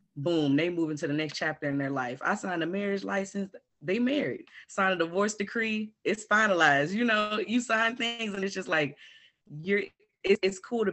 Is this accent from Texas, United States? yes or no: yes; Houston, Texas, United States; I'm from Houston, Texas